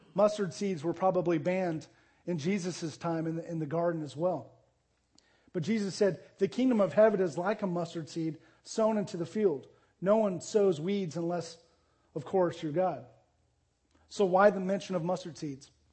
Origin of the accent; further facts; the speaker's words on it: Arizona, United States; moved away as an adult; also born or lived in Jacksonville, Texas / Tulsa, Oklahoma; I grew up in Arizona.